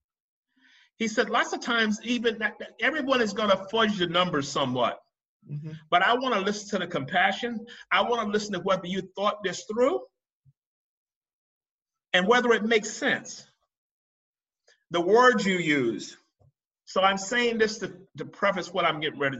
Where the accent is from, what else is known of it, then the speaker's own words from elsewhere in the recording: Marion, South Carolina, United States; now in Dubai, United Arab Emirates; I grew up in Marion, South Carolina